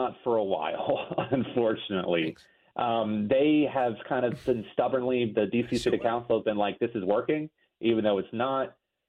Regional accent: Northern Virginia, United States; I'm from Virginia, Northern Virginia

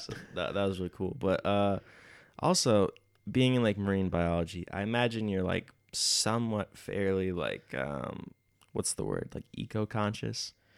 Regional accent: Minnesota, United States; moved away as an adult; now in Bergen, Norway; I come from Minnesota

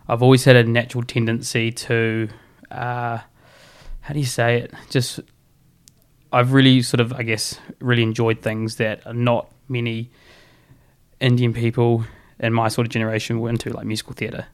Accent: Auckland, New Zealand; moved away as an adult; also born or lived in Taranaki, New Zealand / Invercargill, New Zealand / Hawera, New Zealand; now in Canterbury, New Zealand; I grew up in Auckland

